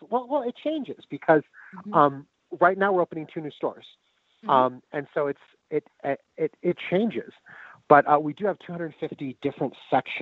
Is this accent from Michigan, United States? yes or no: no; Denver, Colorado, United States; growing up in Denver without The Tattered Cover being there